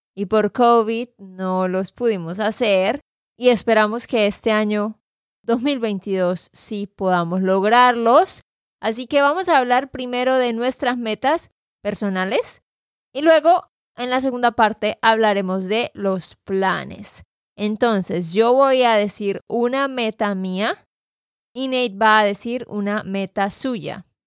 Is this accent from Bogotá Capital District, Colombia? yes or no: no; Santander, Colombia; de Santander, Colombia.